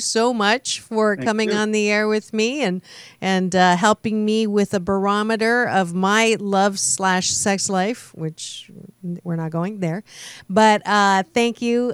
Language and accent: English; Kitchener, Ontario, Canada; moved away; my hometown of Kitchener-Waterloo, Ontario, Canada